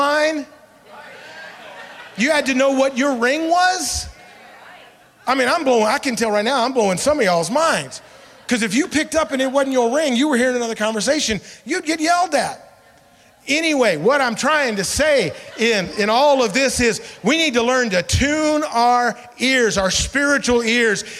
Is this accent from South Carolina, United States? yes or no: no; Memphis, Tennessee, United States; growing up in Memphis, Tennessee